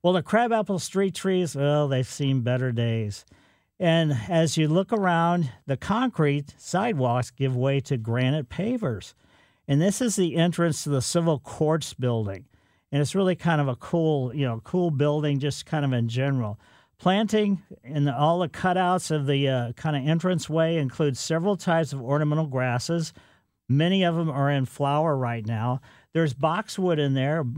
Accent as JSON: {"language": "English", "town": "Ellisville", "country": "United States", "tie": "born or raised there", "said": "growing up in Ellisville"}